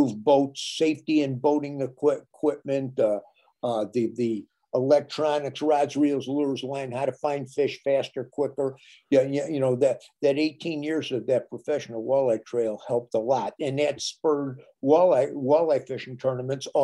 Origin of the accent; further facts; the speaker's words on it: Minnesota, United States; My home state of Minnesota